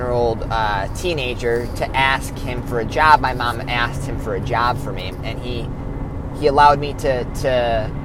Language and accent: English; Illinois, United States; I am from Shanahan, Illinois, which is a suburb outside of Chicago.